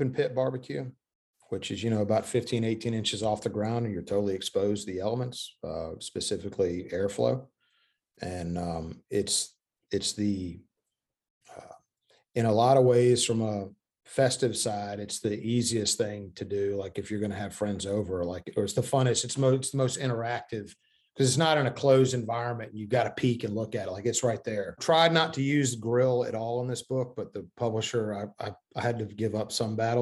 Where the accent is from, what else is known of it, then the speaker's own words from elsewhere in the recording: Corinth, Mississippi, United States; also born or lived in Memphis, Tennessee / Connecticut; both of our families, both sides are from the same town in Mississippi, Corinth, Mississippi.